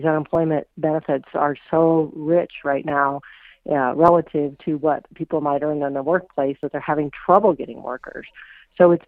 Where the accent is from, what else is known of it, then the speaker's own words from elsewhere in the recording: Iowa, United States; moved away; my home state of Iowa